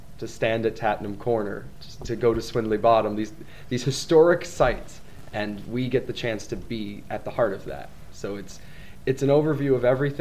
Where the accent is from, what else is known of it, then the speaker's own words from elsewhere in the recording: Saratoga Springs, New York, United States; moved away as an adult; now in Newmarket, United Kingdom; growing up near Saratoga